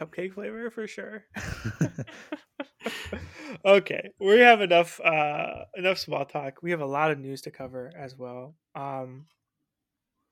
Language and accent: English; United States; as an American